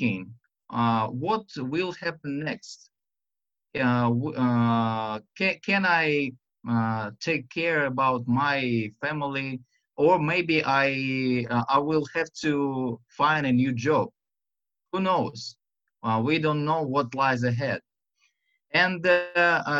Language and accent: English; Russia; English is a second language; this Russian and to my silly accent